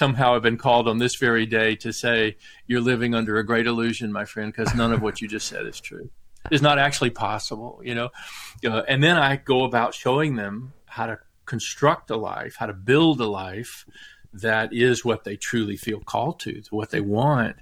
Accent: the South, Southern United States, United States; I'm a Southerner by birth, and my grandfather was Irish

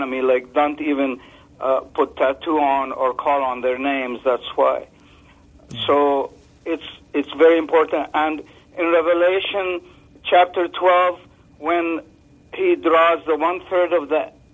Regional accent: Lebanon; now in Canada; I grew up in Lebanon where my grandpa used to call on spirits

